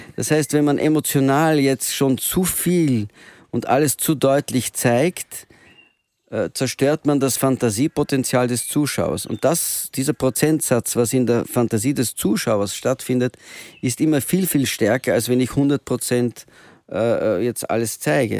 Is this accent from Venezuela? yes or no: no; Antwerp, Flanders, Belgium; now in Vienna, Austria; ich bin zweisprachig ja. aufgewachsen und in Belgien